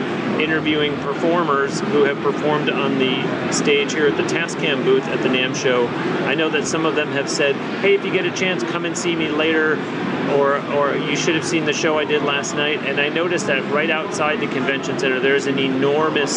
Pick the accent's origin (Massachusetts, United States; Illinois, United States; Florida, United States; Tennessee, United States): Florida, United States; Tampa; a suburb of my hometown of Tampa, Florida